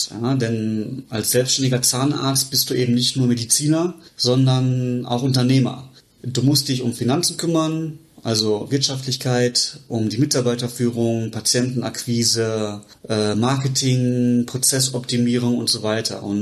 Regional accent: Bochum, North Rhine-Westphalia, Germany; also born or lived in Regensburg; ich bin aus Bochum, habe äh, in Regensburg mein Zahnmedizinstudium gemacht und bin jetzt hier seit äh, 2021 selbstständig in der Praxis in Bochum.

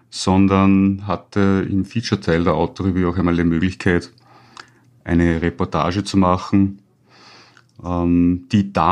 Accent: Upper Austria, Austria; born there; die Vorgeschichte war die, dass ich als gebürtiger Oberösterreicher natürlich im Alter von circa 19, 20 Jahren

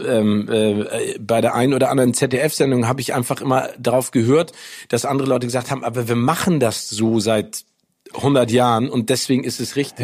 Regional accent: Northern Germany, Germany; uns als Norddeutsche

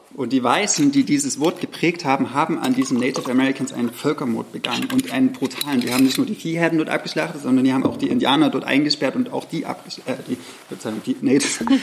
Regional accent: the provinces in the East, East Germany, Germany; ist mir so in der Provinz aufgewachsen

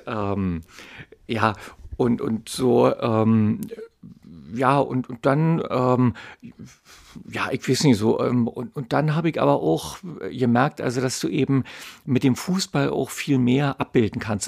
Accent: Berlin, Germany; ich bin in Mitte aufgewachsen, das ist also weit weg von Köpenick

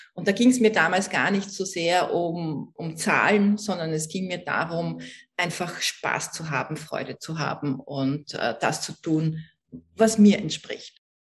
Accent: Vienna, Austria; ich komme aus Österreich, das kann man ja unschwer überhören. Ich bin in Wien geboren

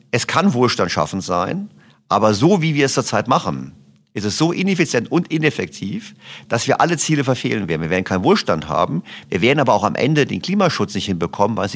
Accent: Berlin, Germany; Ich komme aus Berlin, also der Senat fördert Lastenfahrräder.

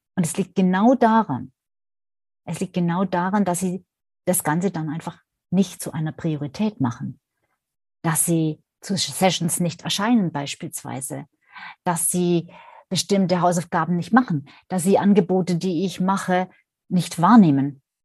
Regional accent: Swabia, Germany; accent: Swabian; vielleicht hört man es ja auch ab und an, dass ich eine gebürtige Schwäbin bin

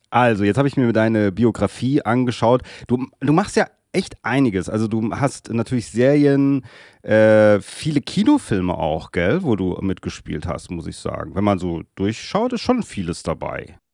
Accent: Darmstadt, Hesse, Germany; es ist trotzdem hier meine Heim, mein Heimatort Darmstadt in der Nähe von Frankfurt

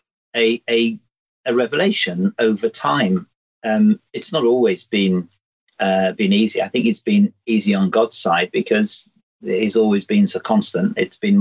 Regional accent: the North West, North West England, United Kingdom; I grew up in the Northwest.

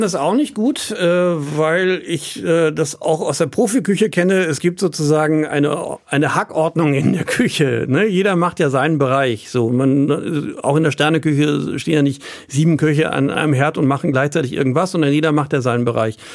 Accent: Dortmund, North Rhine-Westphalia, Germany; ich bin mitten in der Stadt groß geworden

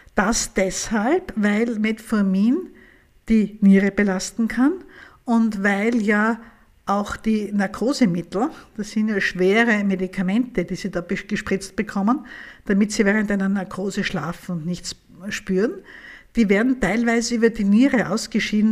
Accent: Vienna, Austria; bei uns in Österreich

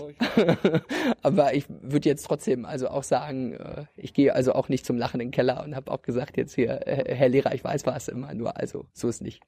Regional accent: Ueckermünde, Mecklenburg-Vorpommern, Germany; also born or lived in Greifswald; Ich habe Abi gemacht 2011, genau. Ja in Öckermünde. Also ich komme sozusagen ganz aus dem Osten von Mecklenburg-Vorpommern, vom Stettiner Haff

